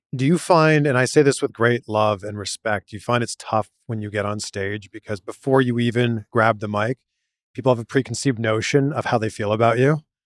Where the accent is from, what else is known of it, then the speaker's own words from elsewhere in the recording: Canada; I grew up in Canada